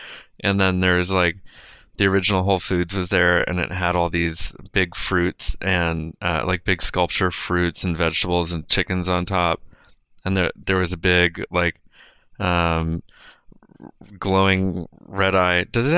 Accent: Austin, Texas, United States; now in Los Angeles, United States; Also, growing up in Austin

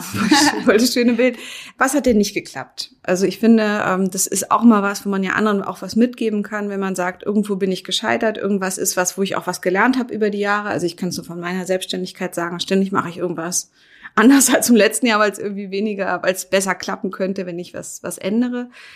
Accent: Berlin, Germany; ich bin ja Berlinerin

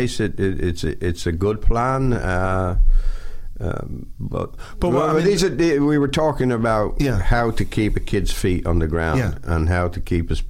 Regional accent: Dublin, Leinster, Ireland; moved away as an adult; also born or lived in London / Italy

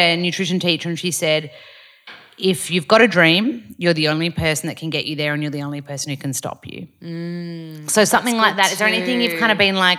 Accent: Australia; And I was like sitting with my friend, we're both from Australia

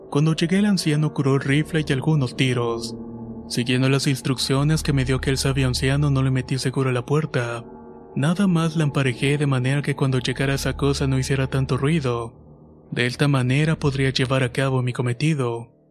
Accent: Altamira, Tamaulipas, Mexico; Soy de Altamira, Tamaulipas y todo comienza dos meses antes de que mi esposa diera luz a mi primer hijo.

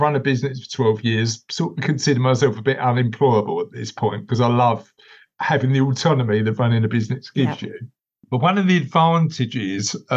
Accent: London, United Kingdom; I'm from East London originally. I live sort of on the East London Essex borders now, but I'm from East London originally.

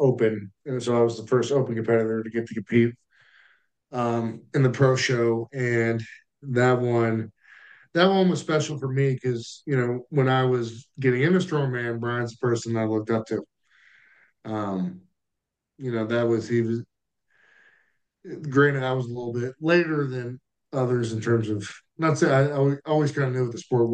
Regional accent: United States; as an American

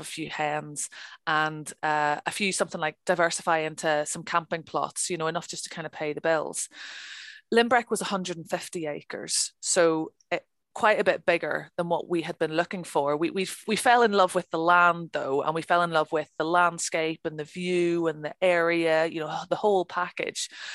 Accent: Northern Ireland, United Kingdom; moved away as an adult; also born or lived in Birmingham, England; now in Scotland, United Kingdom; I grew up in Northern Ireland, um, and uh, I left when I was uh, 19 to go to university, and I studied archaeology um, in Birmingham

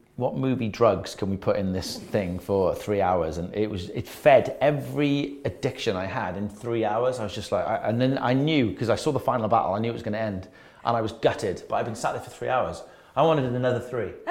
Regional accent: Wales, United Kingdom; I'm Welsh

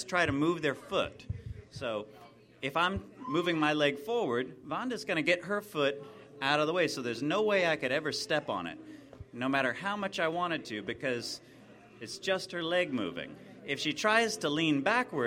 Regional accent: United States; us Americanos

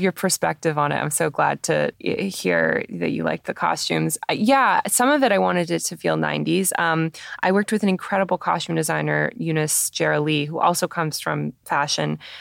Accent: Toronto, Ontario, Canada; I grew up in Toronto going to TIFF every year as a kid

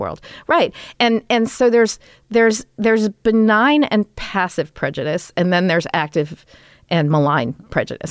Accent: Los Angeles, California, United States; we grew up in Toluca Lake

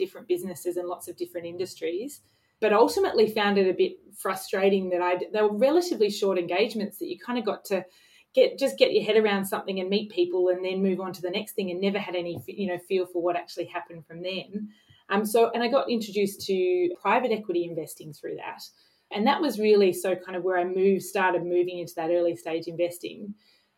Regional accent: Sydney, New South Wales, Australia; also born or lived in London; I grew up in Sydney and have kind of lived around different parts of Sydney

